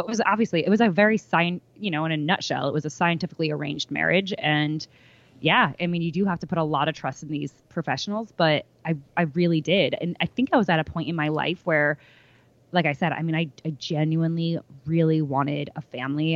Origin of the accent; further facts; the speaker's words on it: New York, United States; I'm from New York